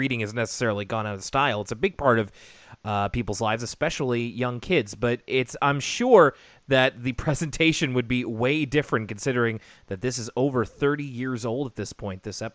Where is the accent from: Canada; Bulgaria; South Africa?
Canada; as a Canadian kid, when I say public television, for me it was the CBC